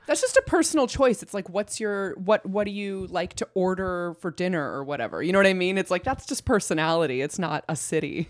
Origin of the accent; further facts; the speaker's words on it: Iowa, United States; moved away as an adult; now in Los Angeles, United States; I was born and raised in Iowa